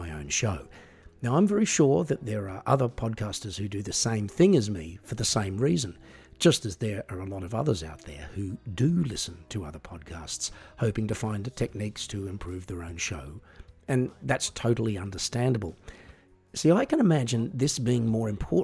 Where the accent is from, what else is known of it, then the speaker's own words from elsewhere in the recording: Australia; I'm an Australian singer-songwriter